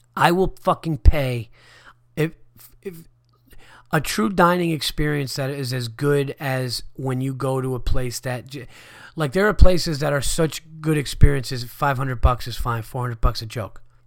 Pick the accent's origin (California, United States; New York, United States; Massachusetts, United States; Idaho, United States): New York, United States; Yonkers; I was born in Westchester County, Yonkers, New York.